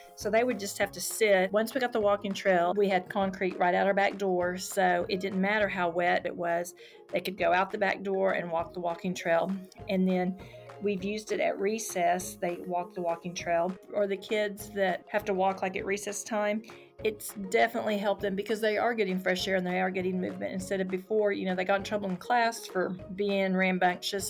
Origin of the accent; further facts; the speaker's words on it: Tonkawa, Oklahoma, United States; Then I moved to Tonkawa, which is my hometown